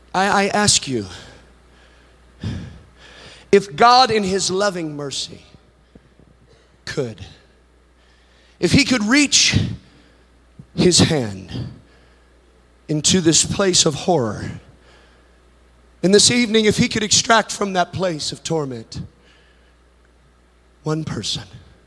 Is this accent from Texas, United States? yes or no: yes; Texas, United States; My mansion's bigger than your mansion because I'm from Texas.